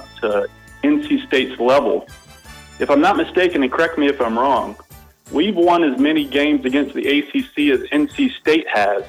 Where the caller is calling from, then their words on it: Abu Dhabi, United Arab Emirates; Yeah, man, I'm calling from Abu Dhabi, man. I have to support my Pirates even overseas, man.